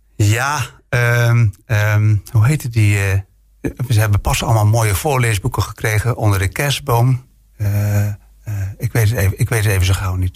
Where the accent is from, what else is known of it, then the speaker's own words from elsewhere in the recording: Friesland, Netherlands; now in Bergen op Zoom, Netherlands; ik ben geboren in Friesland